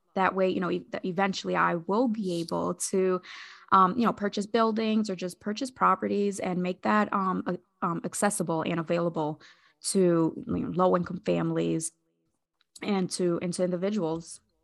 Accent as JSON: {"language": "English", "town": "Hartford", "region": "Connecticut", "country": "United States", "also_born_or_lived": "Agawam, Massachusetts", "moved": "as an adult", "lives_now": "Massachusetts, United States", "said": "I'm originally from Hartford, Connecticut."}